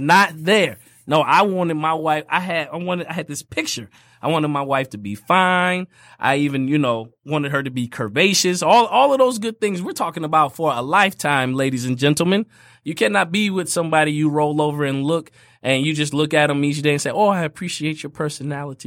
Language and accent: English; Fort Wayne, Indiana, United States; moved away; I grew up in Fort Wayne, Indiana, where everything is fifteen minutes away.